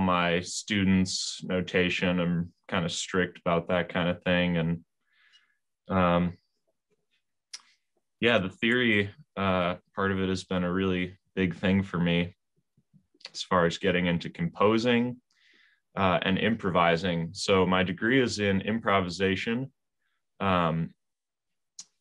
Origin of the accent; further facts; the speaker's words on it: Whitefish Bay, Wisconsin, United States; also born or lived in Appleton, Wisconsin; I grew up in Whitefish Bay.